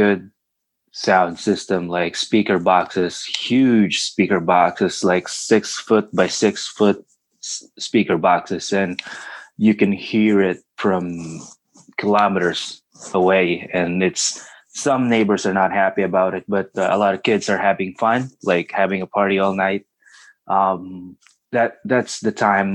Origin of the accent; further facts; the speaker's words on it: Tanay, Calabarzon, Philippines; moved away as an adult; now in Canada; Philippines, obviously, from Tanay Rizal.